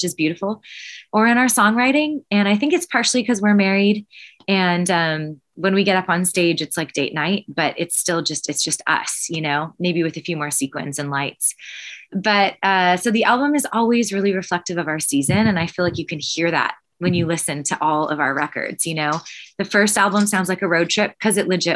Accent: Canada; We're from Canada where there's 8 hours between shows and 8 people at shows

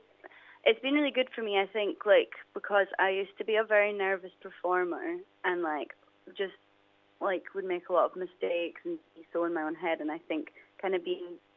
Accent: Dundee, Scotland, United Kingdom; growing up in Dundee

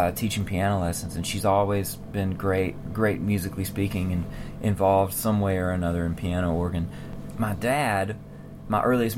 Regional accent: Mississippi, United States; where I grew up in Mississippi.

